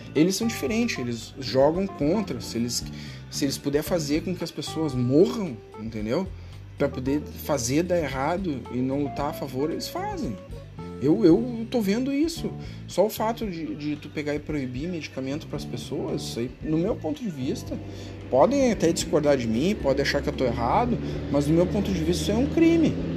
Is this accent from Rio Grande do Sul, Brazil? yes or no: yes; Rio Grande do Sul, Brazil; eu sou do Rio Grande do Sul